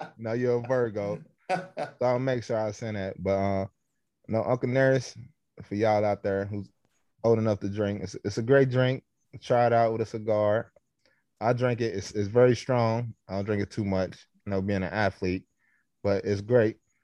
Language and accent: English; Kentucky, United States; I'm from Kentucky.